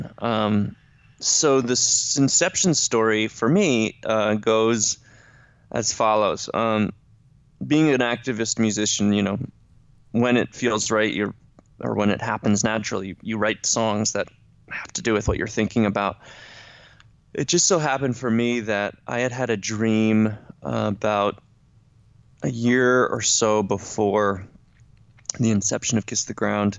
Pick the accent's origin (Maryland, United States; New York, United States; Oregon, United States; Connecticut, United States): New York, United States; Ithaca; Ithaca, my hometown